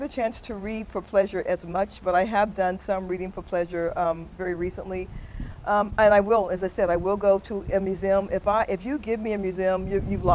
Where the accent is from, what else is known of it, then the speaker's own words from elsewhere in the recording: Denver, Colorado, United States; moved away; also born or lived in Stuttgart, Germany; So my father was in the military. So I was born in Stuttgart, Germany. And we lived quite a few different places before we finally settled in Denver. So I was raised in Denver, Colorado.